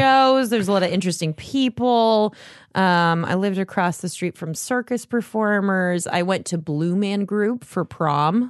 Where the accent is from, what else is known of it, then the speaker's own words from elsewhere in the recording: Las Vegas, Nevada, United States; moved away as an adult; now in Los Angeles, United States; I was born there and I love left when I was eighteen